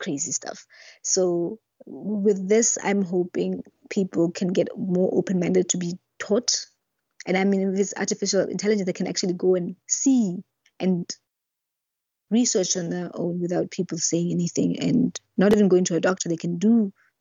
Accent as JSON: {"language": "English", "country": "Lesotho", "tie": "born or raised there", "also_born_or_lived": "Botswana", "said": "I was from Lesotho"}